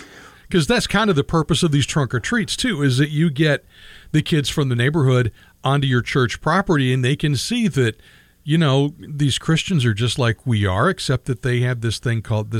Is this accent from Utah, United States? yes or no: no; Michigan, United States; And the town I grew up in Michigan, I think they did that too